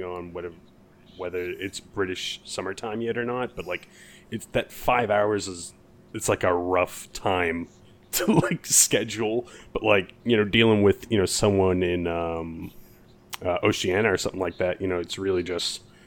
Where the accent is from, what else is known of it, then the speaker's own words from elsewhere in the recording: United States; as an American